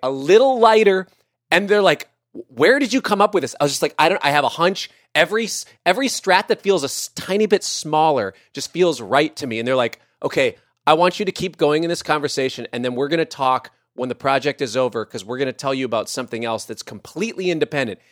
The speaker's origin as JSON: {"language": "English", "town": "Minneapolis", "region": "Minnesota", "country": "United States", "said": "I'm from Minneapolis"}